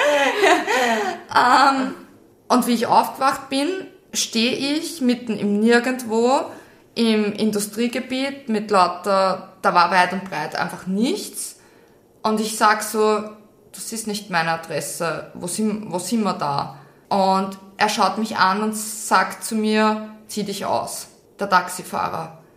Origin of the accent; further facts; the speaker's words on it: Austria; Das ist nur in Russland gut, das ist wirklich schön beleuchtet, da braucht man echt keine Angst